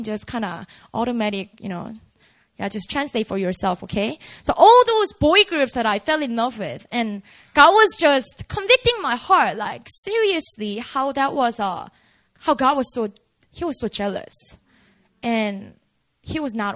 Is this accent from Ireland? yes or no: no; South Korea; now in United States; I grew up in Korea